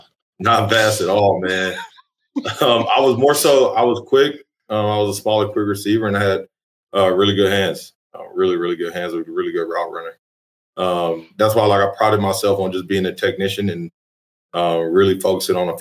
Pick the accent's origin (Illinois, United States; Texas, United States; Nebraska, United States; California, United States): Texas, United States; League City; moved away as an adult; also born or lived in Canyon, Texas / Searcy, Arkansas; now in Edmond, United States; I'm originally from League City, Texas, which is about south of Houston